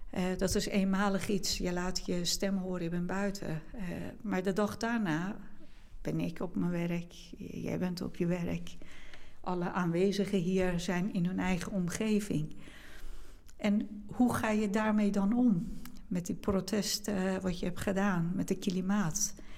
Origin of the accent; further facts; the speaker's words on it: Iran; now in Netherlands; in Iran, ik meen dat nu zijn we iets van 85 miljoen uh, bewoners in Iran. Met zoveel diversiteit van etniciteiten, taal en religie. Ehm, en in de omgeving waar ik ben opgegroeid